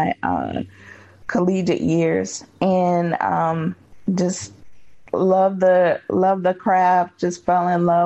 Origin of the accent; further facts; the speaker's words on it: Wilmington, North Carolina, United States; now in Durham, United States; I was born in a place called Wilmington, North Carolina, which is on the coast, and grew up there.